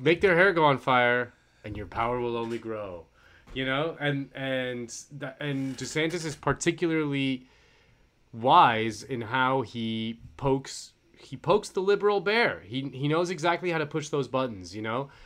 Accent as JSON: {"language": "English", "region": "Florida", "country": "United States", "moved": "yes", "said": "I'm from Florida, so all my friends are, they're back at home in Florida"}